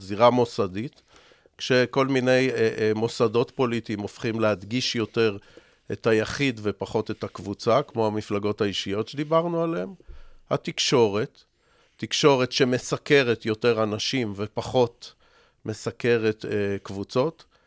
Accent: Israel; אני בסוף ישראלי

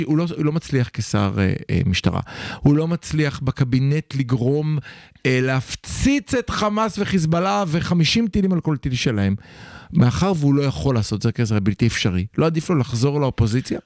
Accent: Israel

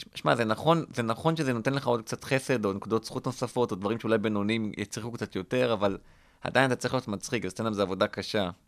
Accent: Rishon LeZion, Central District, Israel; גדלתי בראשון לציון

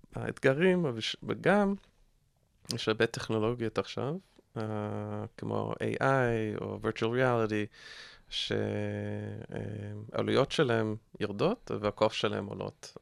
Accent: United States; accent: American; Hebrew is a second language; now in Israel; אתם שומעים מהמבטא שלי שאני אמריקאי

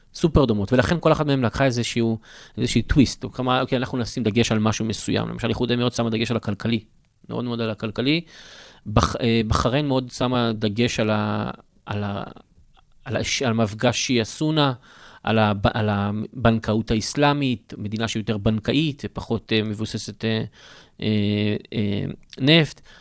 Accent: Israel; אנחנו כישראלים

